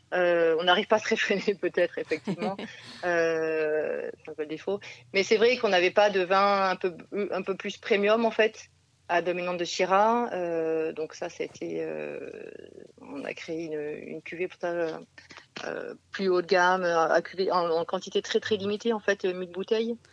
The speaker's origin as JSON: {"language": "French", "area": "Provence and Nîmes", "region": "Provence-Alpes-Côte d'Azur", "country": "France", "moved": "yes", "said": "on vient de, Provence et de Nîmes"}